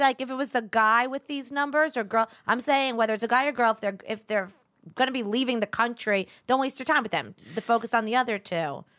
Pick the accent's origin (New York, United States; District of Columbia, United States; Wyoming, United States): New York, United States; I'm a New Yorker